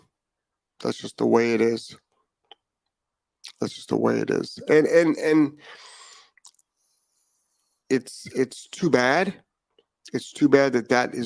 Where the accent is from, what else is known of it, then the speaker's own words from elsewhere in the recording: Lyndhurst, Ohio, United States; I'm from Lyndhurst, Ohio.